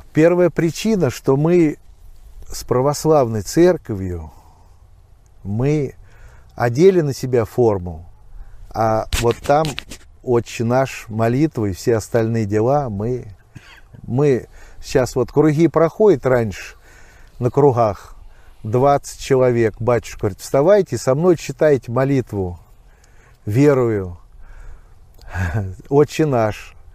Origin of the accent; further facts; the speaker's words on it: Novoanninsky, Volgograd Oblast, Russia; now in Alekseevskaya, Russia; тут я и родился в Нованинке